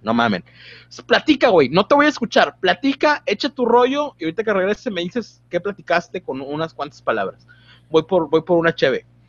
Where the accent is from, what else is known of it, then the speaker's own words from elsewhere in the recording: Mexico; como buen mexicano